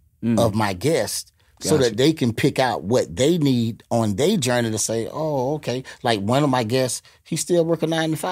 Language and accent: English; Gainesville, Florida, United States; now in Tampa, United States; I'm from Gainesville. You know, I've just been out of Tampa so long till, you know, I'm like a Tampa guy.